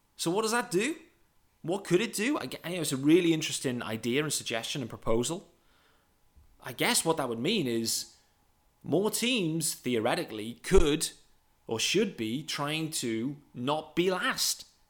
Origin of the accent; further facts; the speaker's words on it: United Kingdom; I'm a British guy.